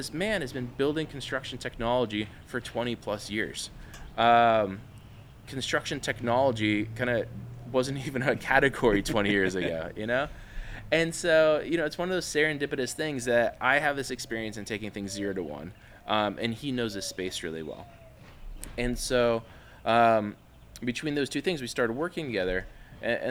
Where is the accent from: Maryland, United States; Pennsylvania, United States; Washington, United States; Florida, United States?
Washington, United States; Spokane; also born or lived in Bay Area, California; I grew up in the Bay Area and then Spokane, Washington.